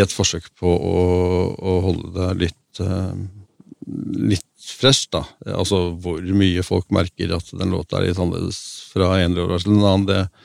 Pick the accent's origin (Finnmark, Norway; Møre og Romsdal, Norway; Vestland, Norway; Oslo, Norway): Oslo, Norway; also born or lived in Røa; now in Lillehammer, Norway; Jeg er født på Røa og vokst opp i Oslo, men jeg har bodd i Lillehammer siden, siden uh, slutten av 70-tallet